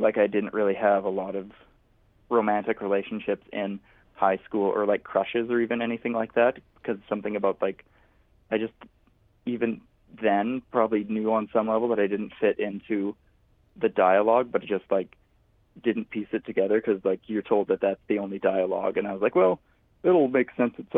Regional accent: Kamsack, Saskatchewan, Canada; moved away; I grew up in the small town of Kamsack, Saskatchewan.

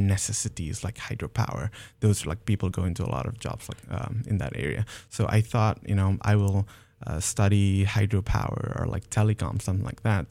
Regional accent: Nepal; moved away; back in Nepal, I'm originally from Nepal.

